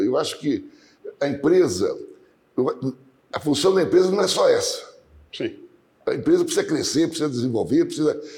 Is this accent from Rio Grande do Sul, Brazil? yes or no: no; Marcondésia, São Paulo, Brazil; Nós, todos, eu e meus irmãos, nascemos numa fazenda aqui próxima, em Marcondésia